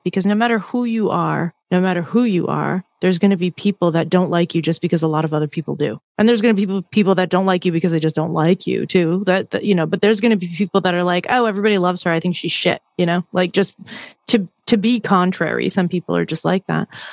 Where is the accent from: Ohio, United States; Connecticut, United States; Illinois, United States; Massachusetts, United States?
Massachusetts, United States; I grew up where I grew up in Massachusetts is not too far from the beaches